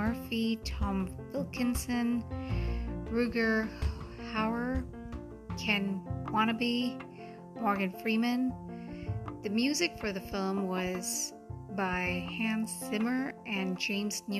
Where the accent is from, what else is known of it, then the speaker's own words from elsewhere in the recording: Mumbai, Maharashtra, India; first language Hindi; English is a second language; I'm from India, from Mumbai. Hindi is native to me.